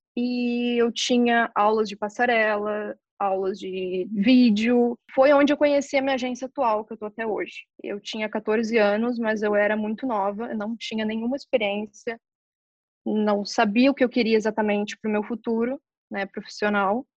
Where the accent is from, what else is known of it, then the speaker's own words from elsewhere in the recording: Novo Hamburgo, Rio Grande do Sul, Brazil; moved away as an adult; Eu nasci em Novo Hamburgo e eu tive uma infância, ao meu ver, maravilhosa.